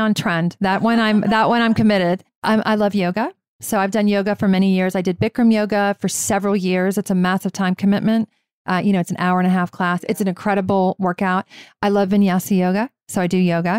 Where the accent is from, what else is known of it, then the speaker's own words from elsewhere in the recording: Virginia, United States; I grew up in Virginia